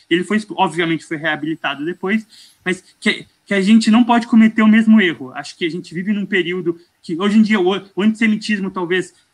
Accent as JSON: {"language": "Portuguese", "country": "Morocco", "said": "É, não, eu sou, eu sou marroquino, eu tenho."}